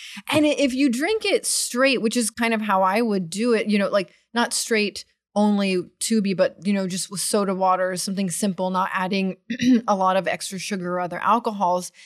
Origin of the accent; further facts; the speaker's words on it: Austin, Texas, United States; also born or lived in Washington, D.C. / Tel Aviv; growing up in Austin